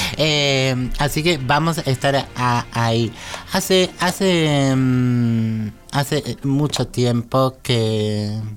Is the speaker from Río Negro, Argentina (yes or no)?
no; Córdoba, Argentina; now in Buenos Aires, Argentina; yo soy cordobesa en realidad, pero vivo acá hace demasiado tiempo